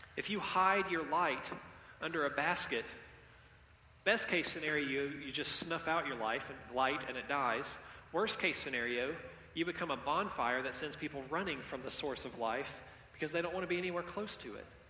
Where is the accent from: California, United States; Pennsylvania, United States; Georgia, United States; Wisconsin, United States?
Georgia, United States; Columbus; Columbus is my hometown. Um, I've lived here all of my life except for four years at university and then five years of mission work.